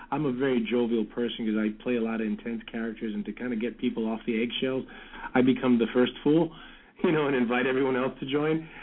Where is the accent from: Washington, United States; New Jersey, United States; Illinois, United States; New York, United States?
New York, United States; New York City; also born or lived in Brooklyn; now in California, United States; I'm from the Bronx. I grew up in the Bronx. I'm Brooklyn born, oh. Bronx bred.